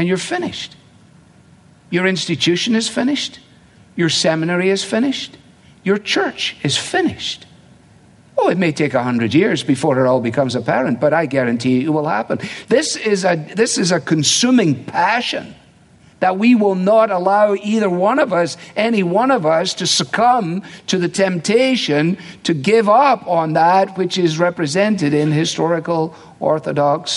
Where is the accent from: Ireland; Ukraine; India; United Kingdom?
United Kingdom; Scotland; moved away; also born or lived in England; when I grew up in Scotland, and in England for that matter